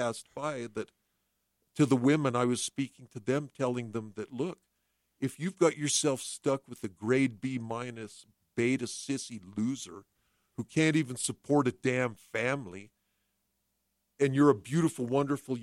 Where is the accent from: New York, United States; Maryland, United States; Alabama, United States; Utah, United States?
Utah, United States; Salt Lake City; When I grew up in Salt Lake City